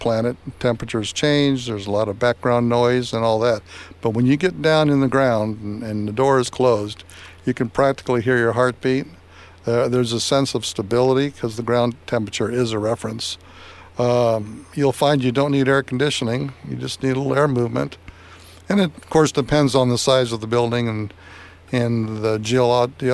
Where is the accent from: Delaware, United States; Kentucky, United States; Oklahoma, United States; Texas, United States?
Oklahoma, United States; Okie; also born or lived in Nicaragua; Proud to be an Okie from Nicaragua